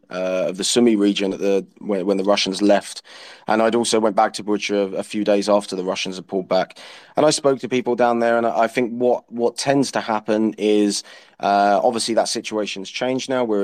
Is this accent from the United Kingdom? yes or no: yes; United Kingdom; use my experience as a British soldier uh, my my knowledge of uh, NATO military uh, practices